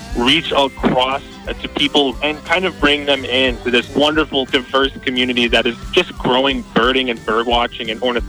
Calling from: Naperville, Illinois, United States; from the Birdie Bunch podcast. I'm calling you from Naperville, Illinois.

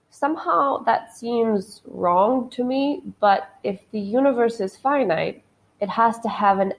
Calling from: Lahore, Punjab, Pakistan; I'm recording this from Lahore in Pakistan.

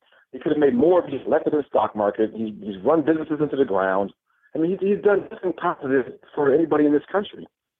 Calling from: Los Angeles, California, United States; Calling from Los Angeles.

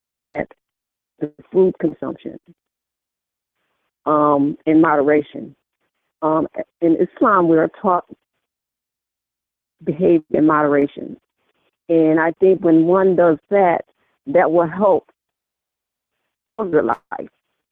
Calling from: Rochester, New York, United States; Rochester, New York.

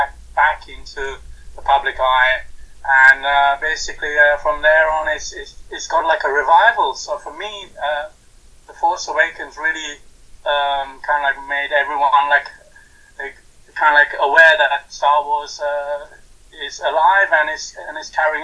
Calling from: London, United Kingdom; I'm calling from London in the UK.

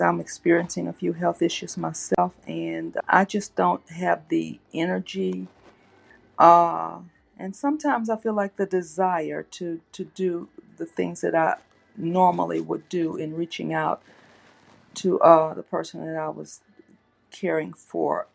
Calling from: Louisiana, United States; I'm calling from Louisiana

